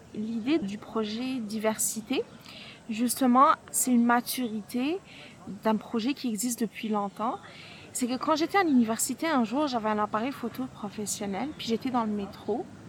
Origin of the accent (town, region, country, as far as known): Algeria; moved away as an adult; now in Montreal, Canada